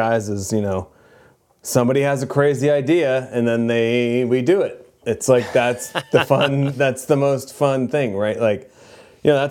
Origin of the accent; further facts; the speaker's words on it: New Jersey, United States; I grew up in New Jersey